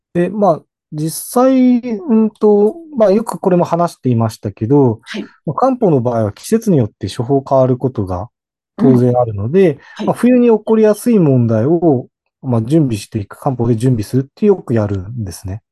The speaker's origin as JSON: {"language": "Japanese", "region": "Hokkaido", "country": "Japan", "tie": "born or raised there", "moved": "yes", "lives_now": "Sendai, Japan", "said": "私自身は言ってしまうと北海道出身なんで"}